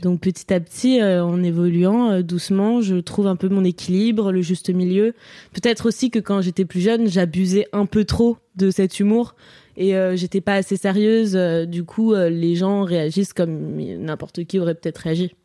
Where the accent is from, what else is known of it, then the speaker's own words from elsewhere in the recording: near Lyon, Auvergne-Rhône-Alpes, France; also born or lived in Courbevoie, Hauts-de-Seine, France; je suis née à Courbevoie dans le 92 et après on est parti vivre à Serbonne, dans Lyon du coup, dans une maison avec des champs de tournesol géants en face